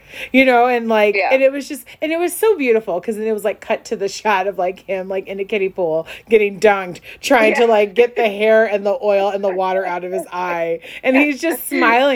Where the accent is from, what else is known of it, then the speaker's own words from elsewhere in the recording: Chicago, Illinois, United States; also born or lived in North Shore, Illinois; I grew up in the North Shore. I grew up in the city of Chicago.